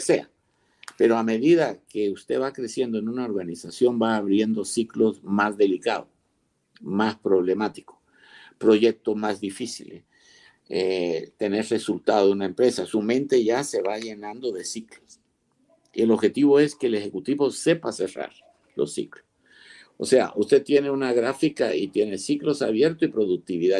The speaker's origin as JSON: {"language": "Spanish", "country": "Guatemala", "tie": "born or raised there", "also_born_or_lived": "Spain / Seville", "said": "yo nací en España, vine pequeño"}